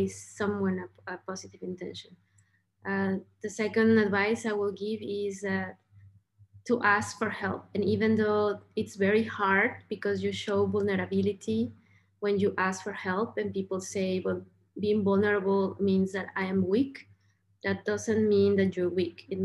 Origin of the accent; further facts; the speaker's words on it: Mexico; I was born in Mexico